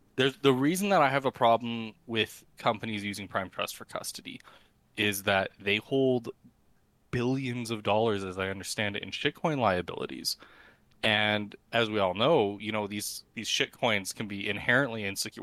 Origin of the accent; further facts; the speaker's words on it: Canada; I try to use every exchange in Canada available to me as a Canadian